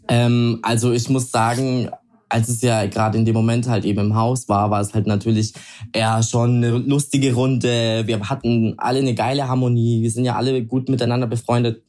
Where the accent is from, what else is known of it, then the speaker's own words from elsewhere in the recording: Italy; ich bin Italiener